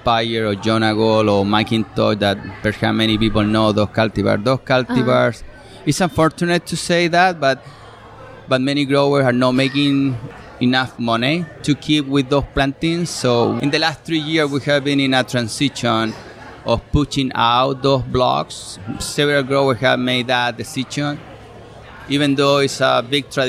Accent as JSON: {"language": "English", "country": "Chile", "second_language": "English", "moved": "as an adult", "lives_now": "New York, United States", "said": "I am originally from Chile"}